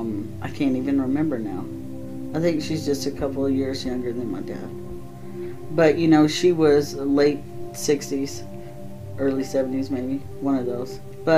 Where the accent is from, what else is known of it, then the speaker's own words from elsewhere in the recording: the South, United States; now in Midwest, United States; just because I'm from the South, we, our whole lives, were taught if you had servants or you knew about having slaves or whatever, you didn't talk about it openly.